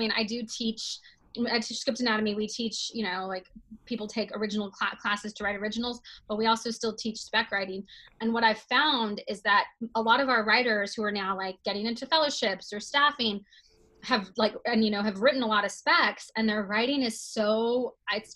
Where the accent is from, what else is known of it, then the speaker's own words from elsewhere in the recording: Texas, United States; moved away as an adult; also born or lived in New York; now in Los Angeles, United States; I grew up in Texas and moved to New York for college